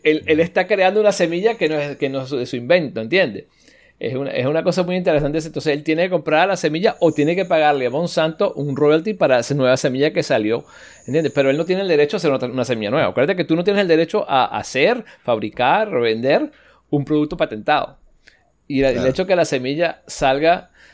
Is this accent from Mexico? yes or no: no; United States; soy americano